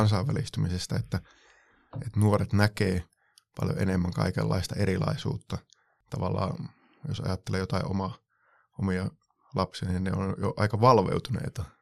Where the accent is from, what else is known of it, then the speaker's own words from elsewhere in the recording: Varkaus, North Savo, Finland; silloin omassa lapsuudessa, nuoruudessa tuolla varkaudessa Savossa